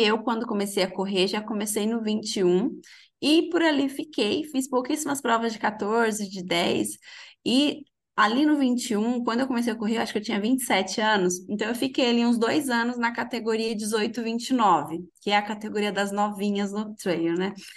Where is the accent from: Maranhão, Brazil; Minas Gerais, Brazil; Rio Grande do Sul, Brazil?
Minas Gerais, Brazil; Eu sou de Minas, de uma cidade bem pequenininha